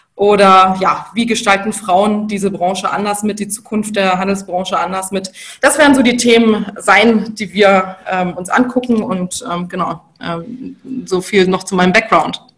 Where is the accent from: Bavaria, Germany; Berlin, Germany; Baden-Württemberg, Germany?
Bavaria, Germany; moved away; Also ich komme ursprünglich aus Bayern, aus einer Unternehmerfamilie